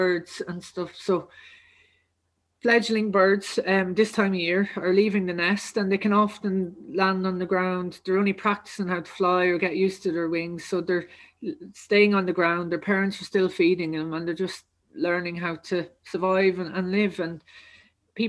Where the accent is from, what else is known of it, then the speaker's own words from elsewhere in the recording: County Kildare, Leinster, Ireland; I'm actually from Kildare. So just outside Munstrevan there, a lovely place called Umras.